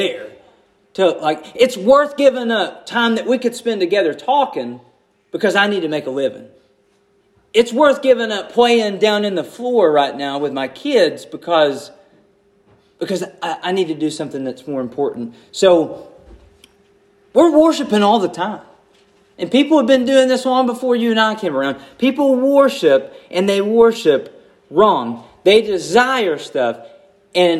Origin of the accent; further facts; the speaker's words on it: United States; I'm an American